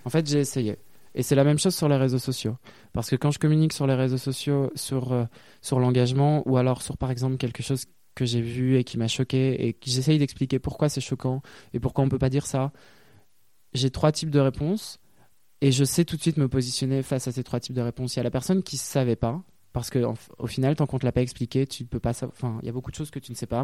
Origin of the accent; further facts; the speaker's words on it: Lille, Hauts-de-France, France; moved away as an adult; also born or lived in Brussels, Belgium; now in Paris, France; j'ai grandi à Lille, dans un milieu bourgeois